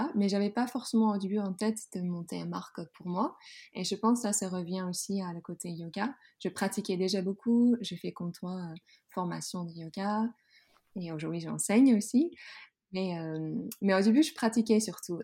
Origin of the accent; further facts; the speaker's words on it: Groningen, Netherlands; French is a second language; moved away as an adult; now in France; j'ai grandi dans une ville tout au nord dans la Hollande qui s'appelle Groningen